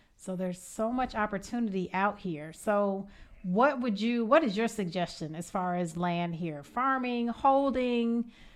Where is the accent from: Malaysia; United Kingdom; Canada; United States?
United States; Evanston, Illinois; moved away as an adult; now in Georgia, United States; I am from Evanston, Illinois